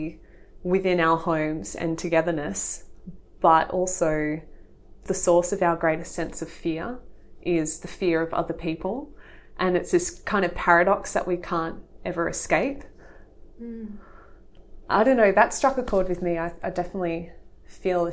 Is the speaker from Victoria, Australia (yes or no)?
no; near the Blue Mountains, New South Wales, Australia; I grew up near the Blue Mountains, so I think I've always had that access to open space